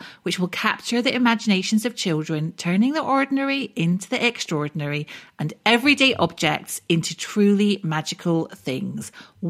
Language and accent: English; Scotland, United Kingdom; Oh, I'm actually Scottish